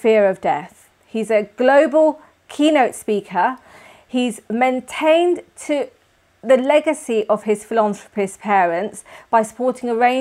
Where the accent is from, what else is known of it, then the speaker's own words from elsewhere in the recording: London, United Kingdom; London, my hometown.